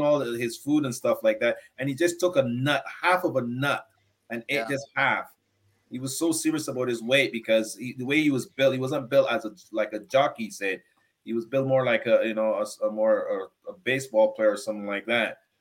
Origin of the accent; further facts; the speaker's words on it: Barbados; Barbadian guy